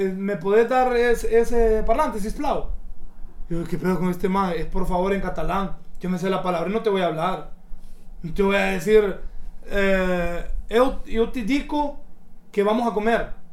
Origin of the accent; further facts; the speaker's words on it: Honduras; moved away as an adult; also born or lived in London; yo cuando me gradué me fui para Londres a trabajar, como muchos hondureños